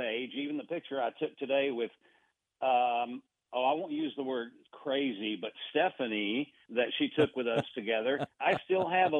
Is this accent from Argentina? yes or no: yes; Buenos Aires, Argentina; I actually was raised overseas. Okay, I was raised, I was born and raised in Buenos Aires, Argentina.